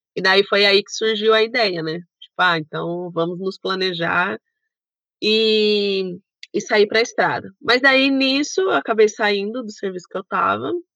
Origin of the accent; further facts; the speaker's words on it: Sorocaba, São Paulo, Brazil; Nós somos de Sorocaba